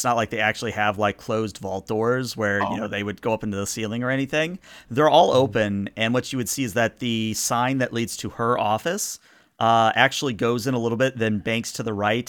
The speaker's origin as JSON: {"language": "English", "region": "the South", "country": "United States", "said": "Hey, I'm from the South. I know what that means."}